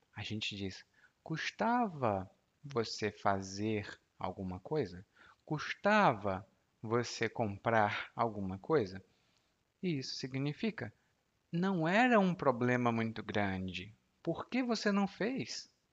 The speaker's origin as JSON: {"language": "Portuguese", "country": "Brazil", "tie": "born or raised there", "said": "eu nasci no Brasil"}